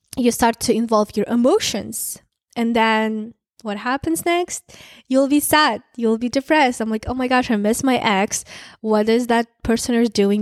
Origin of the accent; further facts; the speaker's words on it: Kazakhstan; moved away as an adult; also born or lived in San Francisco, United States; now in United States; small town, Kazakh, I'm from Kazakhstan. Um, I moved to the U S two and a half years ago by myself. I'm from small town.